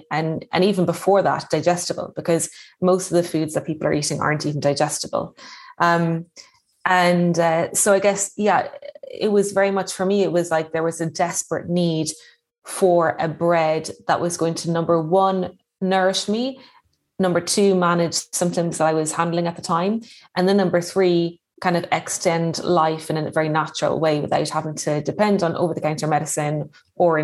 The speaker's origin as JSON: {"language": "English", "country": "Ireland", "also_born_or_lived": "London / East Sussex", "moved": "as an adult", "lives_now": "Westport, Ireland", "said": "as an Irish person, there is like a huge bread culture here"}